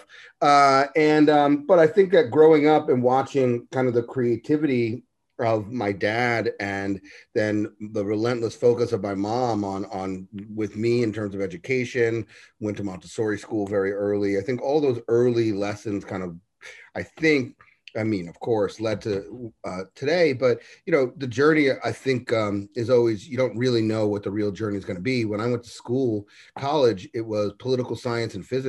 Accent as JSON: {"language": "English", "town": "New York City", "region": "New York", "country": "United States", "tie": "born or raised there", "said": "growing up in Harlem"}